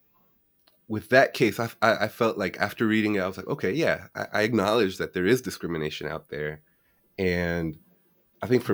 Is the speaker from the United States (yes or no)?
yes; Washington, East Coast, United States; growing up on the East Coast, most of the immigrants that are Hispanic came a little bit later. We came here, at least in the DC area.